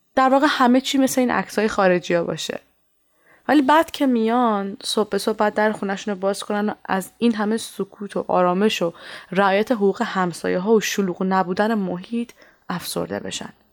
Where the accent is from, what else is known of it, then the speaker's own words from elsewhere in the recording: Iran; moved away as an adult; منی که سالها توی ایران بزرگ شدم